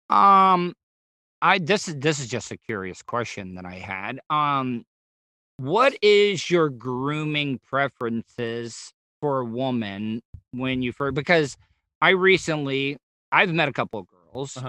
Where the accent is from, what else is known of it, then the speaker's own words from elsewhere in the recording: the South, United States; I grew up in the South where like we would, yeah, we would shit outside